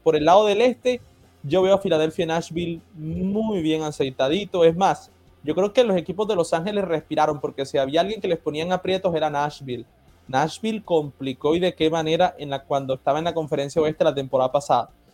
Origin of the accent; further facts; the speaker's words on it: Colombia; la sangre colombiana